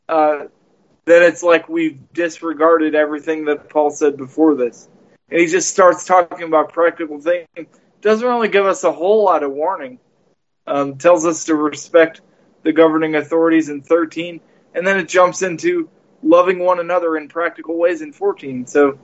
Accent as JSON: {"language": "English", "country": "United States", "said": "as Americans"}